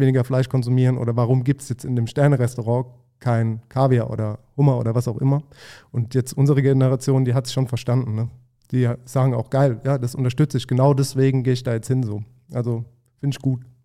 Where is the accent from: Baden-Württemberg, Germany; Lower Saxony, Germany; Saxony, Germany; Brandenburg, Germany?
Baden-Württemberg, Germany; Mannheim; Man hat auch in Mannheim immer Käsefußsalat gesagt